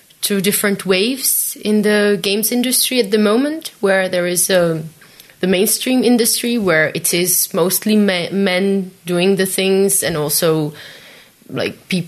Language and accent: English; Belarus; also born or lived in Czech Republic; now in Denmark; originally I'm from Belarus, and I had a Belarusian passport